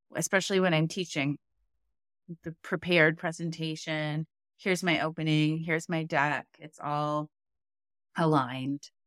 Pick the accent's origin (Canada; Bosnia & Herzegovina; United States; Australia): Canada; I'm Canadian.